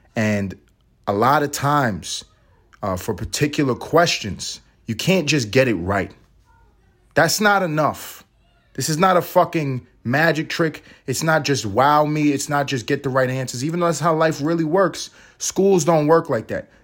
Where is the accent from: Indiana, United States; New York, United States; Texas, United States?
New York, United States; New York City; I'm from New York City